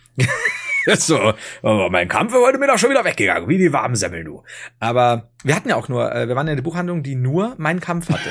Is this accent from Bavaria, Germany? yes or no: yes; Regensburg, Bavaria, Germany; bei uns in Regensburg